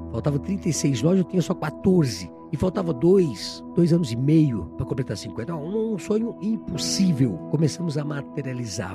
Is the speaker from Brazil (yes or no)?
yes; Brazil; Poço Fundo é na minha terra, né? Eu morava na entrada do Poço Fundo, na rua Florianópolis. Estudei na escola João